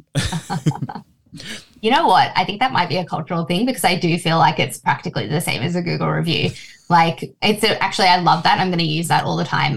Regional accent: Australia; also born or lived in Fiji; I've been in Australia since I was three

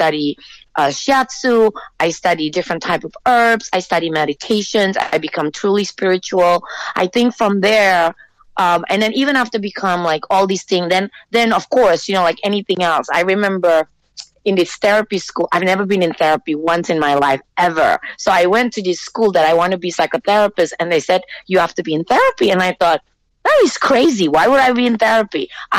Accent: Singapore; also born or lived in Jakarta, Indonesia; I was born in Jakarta, Indonesia. I went to school in Singapore, and then I came here.

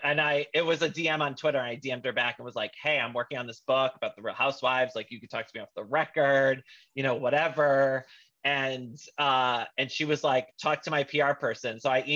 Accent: Bristol, Connecticut, United States; That is my hometown.

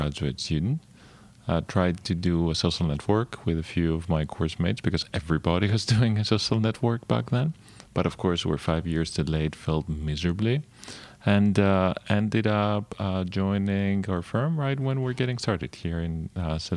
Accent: Greece; moved away as an adult; growing up in Greece

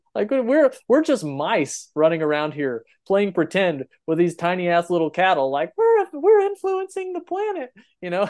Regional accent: Texas Panhandle, United States; I grew up in the Panhandle of Texas

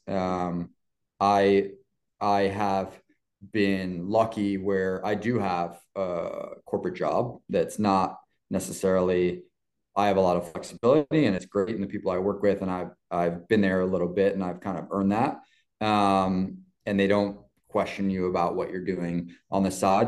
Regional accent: New York City, New York, United States; growing up in New York and playing in uh, just outside the city and in the city a lot

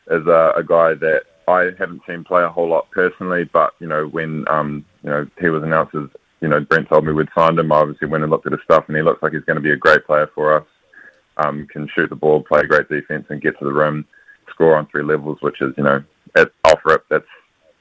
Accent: New Zealand; also born or lived in Washington State, United States; being a Kiwi

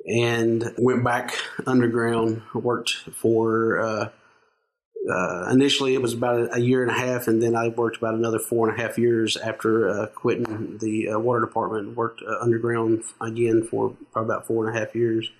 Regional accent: Knott County, eastern Kentucky, United States; I'm from uh, a little uh, town in uh, eastern Kentucky in uh, Knott County

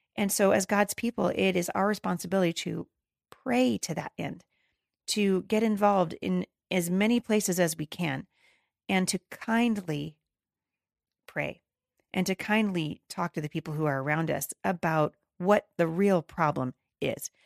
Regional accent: Battle Ground, Washington, United States; I'm in the middle of a snowstorm here in my hometown of Battleground, Washington

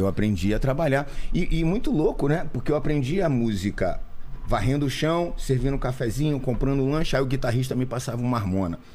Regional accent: Rio de Janeiro, Brazil; also born or lived in Barra da Tijuca / Leme / Gávea / Botafogo; Eu nasci na Tijuca, né? Tijuca. Eu sou, nasci no, no, bairro de Botafogo, no hospital de Botafogo, mas a minha família toda é tijucana, então a gente morou muito tempo assim na Tijuca

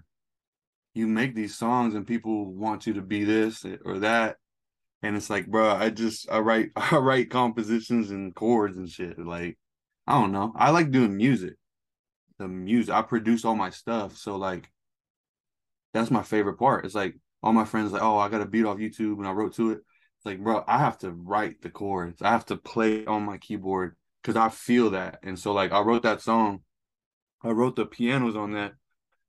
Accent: Wichita Falls, Texas, United States; moved away as an adult; now in Los Angeles, United States; I am from Wichita Falls, Texas

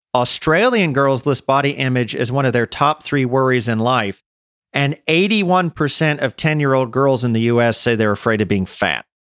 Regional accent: United States; moved away as an adult; also born or lived in Czech Republic; as an American

